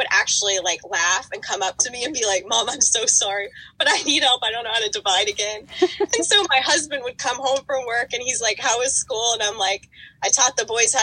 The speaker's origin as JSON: {"language": "English", "region": "West Virginia", "country": "United States", "tie": "born or raised there", "moved": "as an adult", "lives_now": "Miami, United States", "said": "I grew up in West Virginia."}